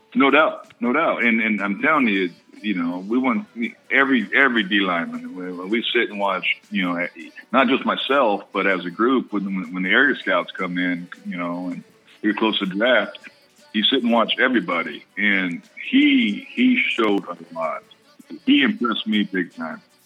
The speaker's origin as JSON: {"language": "English", "region": "Colorado", "country": "United States", "tie": "born or raised there", "also_born_or_lived": "Oakland, California", "moved": "yes", "said": "I was born on the on the West Coast, grew up in Colorado"}